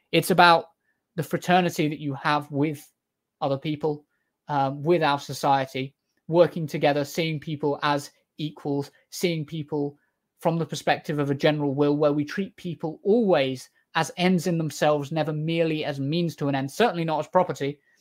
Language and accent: English; United Kingdom; I'm British